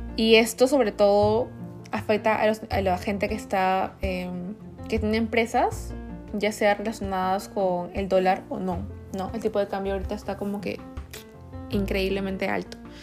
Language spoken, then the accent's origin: Spanish; Peru; moved away; yo soy peruana, 100%